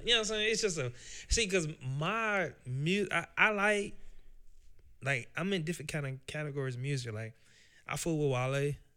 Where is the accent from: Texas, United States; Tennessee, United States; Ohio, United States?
Tennessee, United States; Nashville; I'm from Nashville, Tennessee. Uh, I grew up in West Tennessee, or uh, West uh, West Nashville, Tennessee, with Preston Taylor